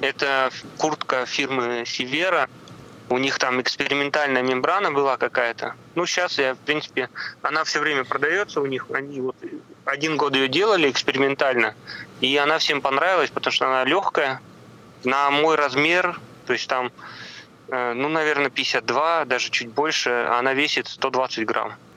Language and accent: Russian; Komi Republic, Russia; now in Saint Petersburg, Russia; к себе на малую родину, в республику Коми